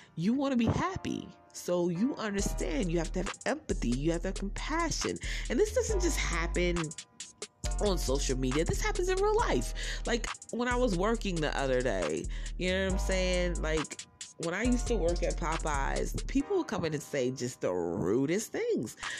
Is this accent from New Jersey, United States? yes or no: yes; New Jersey, United States; because I'm from Jersey